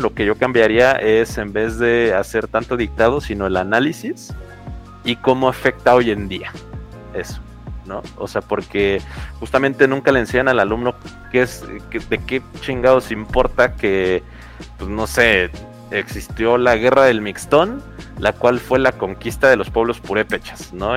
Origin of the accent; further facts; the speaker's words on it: Mexico; nosotros somos Estados Unidos mexicanos en América